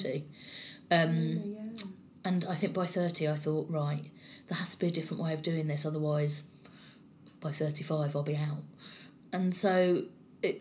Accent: London, United Kingdom; accent: strong South London; I'm from South London, I have a strong South London accent

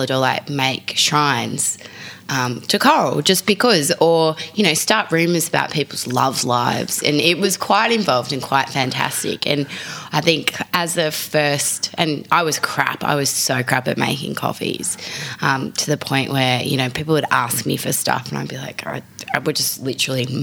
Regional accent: Frankston, Victoria, Australia; now in Sydney, Australia; I am a Melbourne girl, or really, let's be honest, I'm from Frankston.

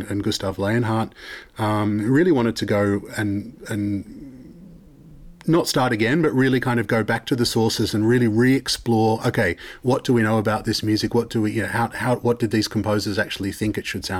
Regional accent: Sydney, New South Wales, Australia; moved away as an adult; now in Netherlands; growing up in Sydney and Australia

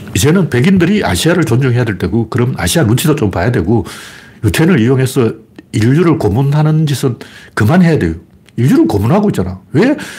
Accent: Gyeongsang, South Korea; accent: Gyeongsang dialect; 나도 사투리 쓰는데 어, 나도 경상도 사투리 쓰니까

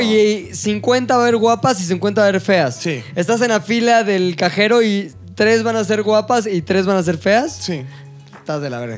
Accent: Mexico

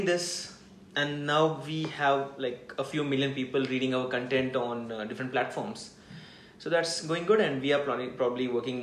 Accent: Hyderabad, Telangana, India; I'm from Hyderabad

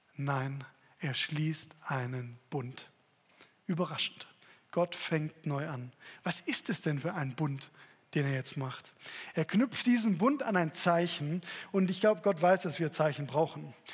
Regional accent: Stuttgart, Baden-Württemberg, Germany; als Stuttgarter Junge

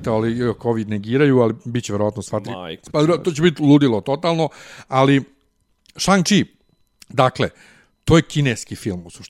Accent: Bosnia & Herzegovina; moved away; also born or lived in Germany; kod nas u Bosni

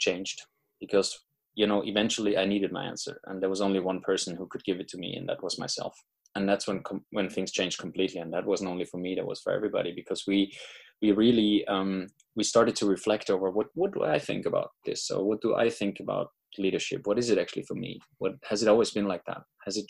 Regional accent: Austria; moved away; I'm from Austria originally

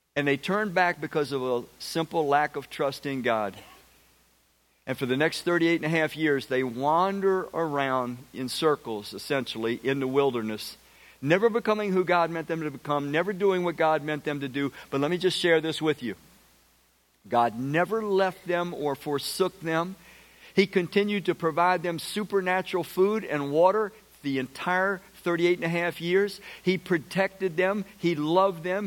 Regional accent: Washington, District of Columbia, United States; I grew up in Southeast Washington.

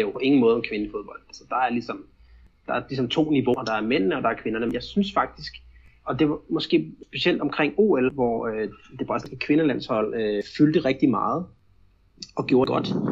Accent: Denmark; now in Brazil; hjemme i Danmark

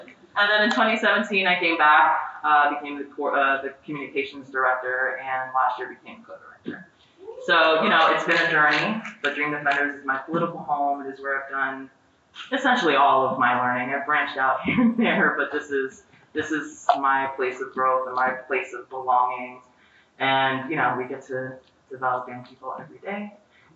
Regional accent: Miami, Florida, United States; I was raised in Miami

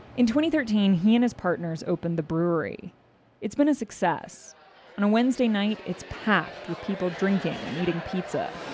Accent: Raton, New Mexico, United States; now in Gillette, United States; I was born and raised in New Mexico in the, old coal mining camps there

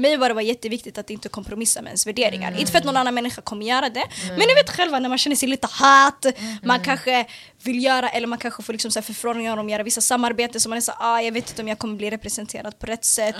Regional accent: Stockholm, Stockholm County, Sweden; also born or lived in Bredäng / Eritrea (ancestry); född och uppvuxen i södra Stockholm, i Hagsätra och Bredäng

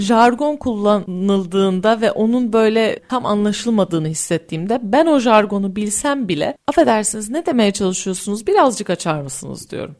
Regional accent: Turkey; ben Türkiye'de yetiştim. Yani burada yetiştim.

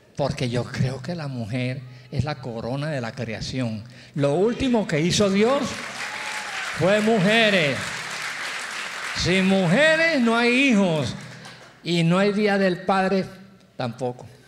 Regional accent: Cali, Valle del Cauca, Colombia; moved away; also born or lived in Barranquilla; yo nací en Cali, ah, soy bayuno

